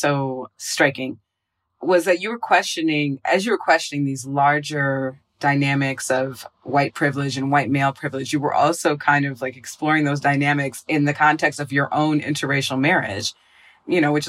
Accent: Minnesota, United States; I went to high school in Minnesota

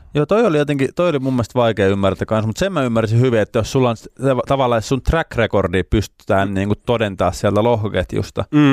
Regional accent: Lapua, South Ostrobothnia, Finland; Lapuan kaupungitalo, kun mä oon sieltä kotoisin

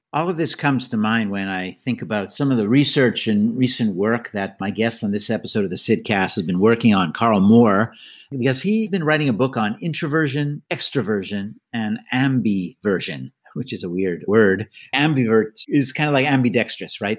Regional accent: Canada; moved away; I'm Canadian by birth as well

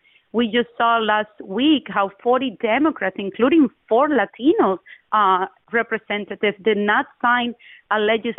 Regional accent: Costa Rica; moved away as an adult; also born or lived in Cuba; now in United States; I'm Cuban by birth. I tell people I'm Costa Rican by adoption, and I am an American by choice.

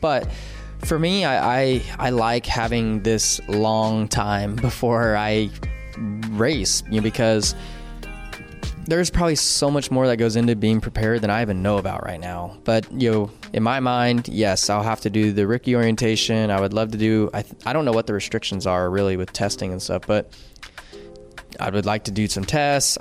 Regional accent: California, United States; growing up in California

